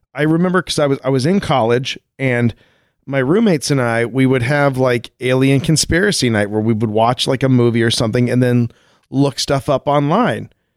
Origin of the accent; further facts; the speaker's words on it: Colorado, United States; I grew up in Colorado, like like right at the base of a mountain